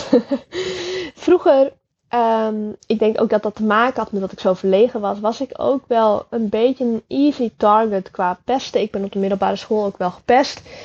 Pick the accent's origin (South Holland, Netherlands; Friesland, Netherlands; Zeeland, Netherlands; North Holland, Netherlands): Friesland, Netherlands; Ik ben opgegroeid in Friesland in een heel klein dorpje genaamd Jester Littens